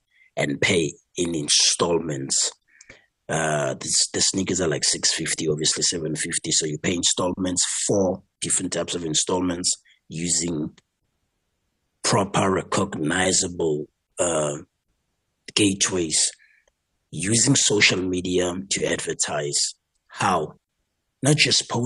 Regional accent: Soweto / Tembisa, Gauteng, South Africa; We come from Soweto, we come from Timbisa and all these places. We come from humble homes.

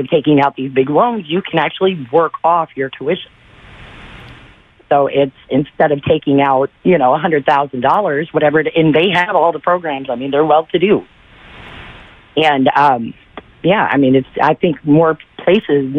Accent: Kentucky, United States; I grew up in Kentucky

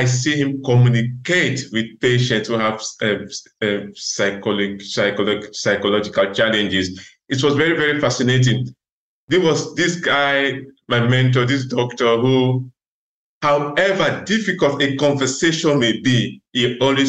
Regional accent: Nigeria; moved away as an adult; also born or lived in Russia; now in Netherlands; I was born in Africa, in Nigeria, where I started my medical school. And I did the first year of medical school in Nigeria.

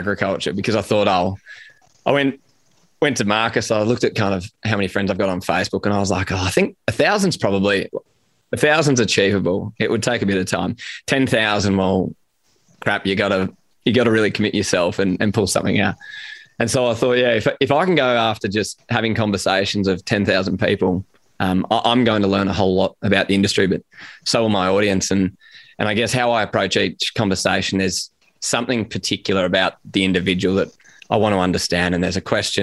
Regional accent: Sydney, New South Wales, Australia; I grew up in Sydney, which we might touch on, but I grew up in Sydney

